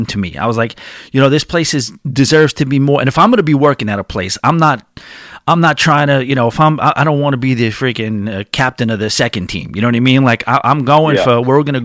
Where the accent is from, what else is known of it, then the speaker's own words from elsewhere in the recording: New York area, United States; I'm from the New York area